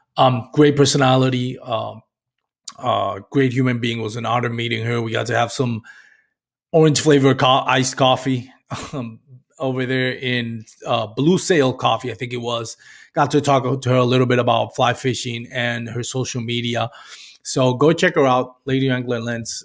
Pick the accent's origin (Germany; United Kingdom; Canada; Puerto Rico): Puerto Rico; moved away as an adult; I grew up and what I like to call in Puerto Rico, that cable T V generation